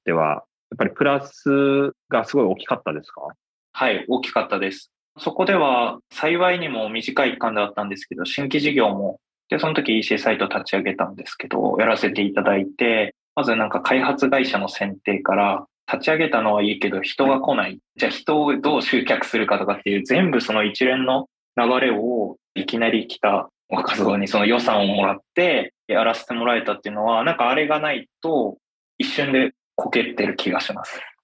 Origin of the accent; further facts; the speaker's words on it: Hokkaido, Japan; moved away as an adult; now in Tokyo, Japan; 僕は北海道出身で、20歳の時に大学を中退して、こちらに出てきました。